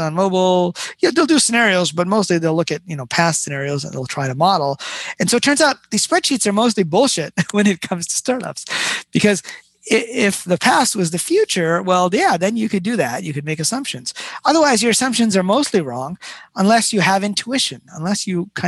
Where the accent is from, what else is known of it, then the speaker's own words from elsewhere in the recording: Detroit, Michigan, United States; I grew up in Detroit